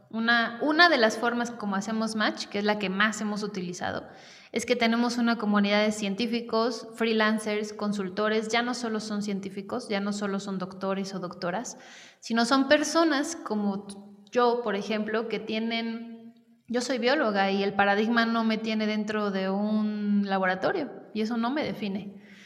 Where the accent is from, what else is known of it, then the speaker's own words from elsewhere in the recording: Querétaro, Mexico; also born or lived in Mexico City; yo soy queretana y mm, pues estudié acá eh, toda mi, digamos, educación básica.